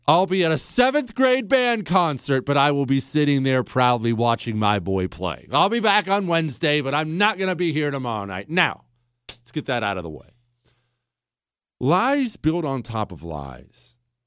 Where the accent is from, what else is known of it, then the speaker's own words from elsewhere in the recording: Ohio, United States; moved away; also born or lived in Montana; I grew up in Ohio, Rust Belt, Ohio, and then Montana